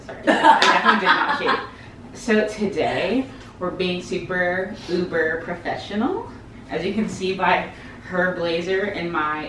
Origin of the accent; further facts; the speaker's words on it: Jacksonville, Florida, United States; also born or lived in Los Angeles; I am from Jacksonville, Florida, which is like the biggest small city ever.